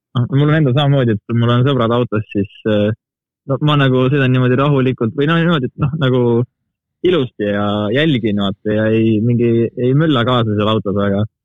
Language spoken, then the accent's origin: Estonian; Estonia; ma olen nii eestlane, kui eestlane olla saab